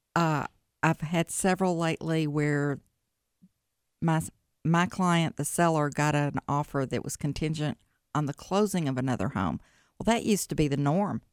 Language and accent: English; Jackson, Tennessee, United States; moved away as an adult; now in Memphis, United States; I'm originally from Jackson, Tennessee